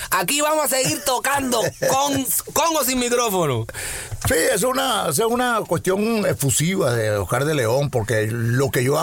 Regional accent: Caracas, Capital District, Venezuela; Yo soy caraqueño.

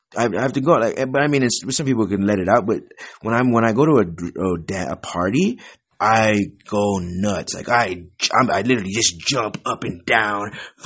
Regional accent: Wisconsin, United States; also born or lived in California; now in New Mexico, United States; I was born in California, but I moved to Wisconsin when I was young. And so I'm like from California, Wisconsin. I'm like half California, half Wisconsin. But I live in New Mexico right now. I've lived in a bunch of different states.

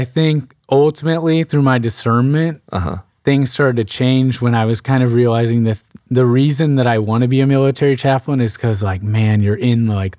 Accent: Sugar Land, Texas, United States; born and raised in Sugar Land. I'm an identical twin.

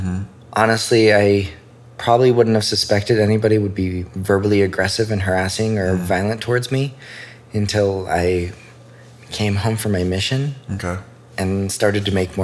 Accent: Idaho Falls, Idaho, United States; moved away as an adult; also born or lived in Utah; I grew up in Idaho Falls. Okay. Yeah. Born and raised. Parents still live in the same house. Been there for 30 years.

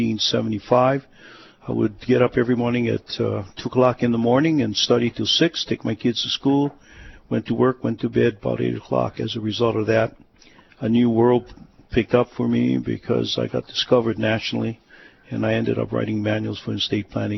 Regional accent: Honolulu, Hawaii, United States; I was born in Hawaii, in Oahu, went to McKinley, went to school here, went to the mainland, came back

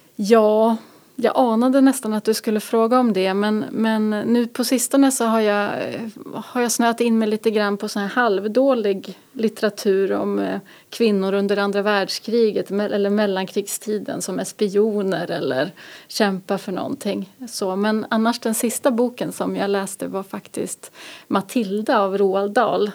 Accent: Norrköping, Östergötland, Sweden; also born or lived in Gothenburg / Umeå / Luleå; now in Härnösand, Sweden; Jag är ju uppvuxen i Norrköping från början och sen har jag bott i Göteborg, Umeå och Luleå.

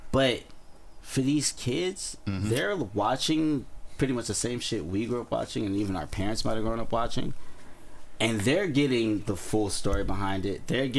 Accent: Inglewood, California, United States; I'm also from Inglewood.

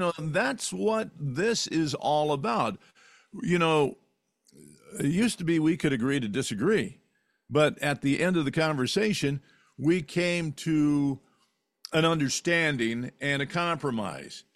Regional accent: California, United States; when I was a kid growing up in California

